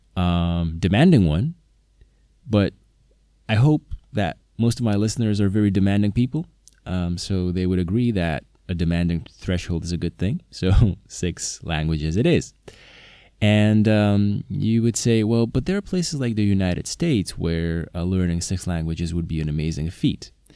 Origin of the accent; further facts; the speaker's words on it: Slovakia; first language Slovak; English is a second language; Slovak is my native language